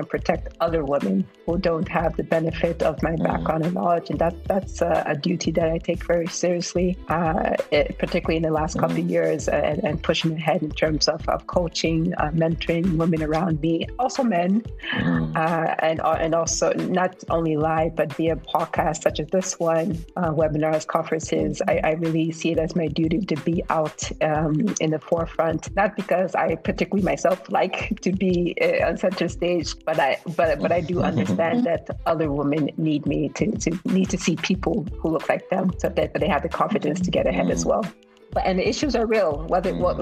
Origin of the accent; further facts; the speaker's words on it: United States; accent: American; moved away as an adult; also born or lived in Germany / Turkey / Kenya; now in Nigeria; having grown up in the U.S. as a Black woman, a Black African woman